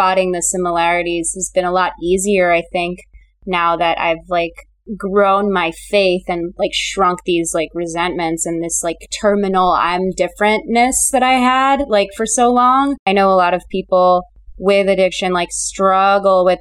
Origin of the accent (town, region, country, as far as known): Chicago, Illinois, United States; born or raised there; now in Los Angeles, United States